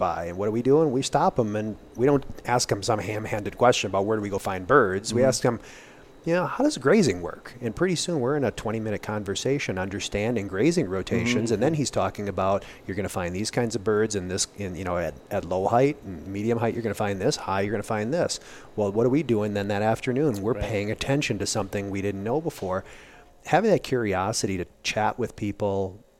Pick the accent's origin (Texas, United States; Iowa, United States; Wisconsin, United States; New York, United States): Wisconsin, United States; I grew up deer hunting in Wisconsin